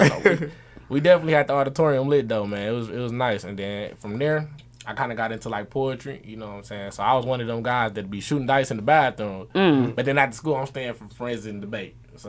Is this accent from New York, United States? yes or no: no; Milwaukee, Wisconsin, United States; Yeah, I was born in Milwaukee. I was born and raised on 38th. Lived there for about 17 years of my life.